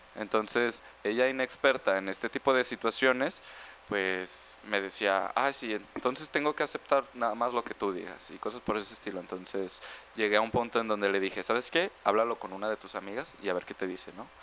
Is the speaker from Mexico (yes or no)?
yes; Mexico